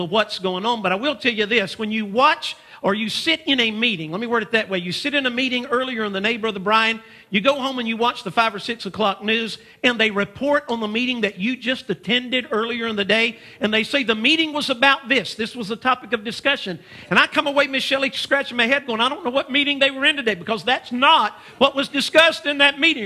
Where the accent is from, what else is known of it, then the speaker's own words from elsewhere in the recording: United States; we're from the United States of America.